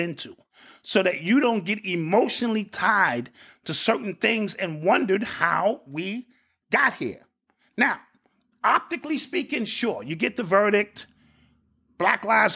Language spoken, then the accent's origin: English; Elizabeth City, North Carolina, United States; In my hometown where I grew up, Elizabeth City, North Carolina, that's where my family is from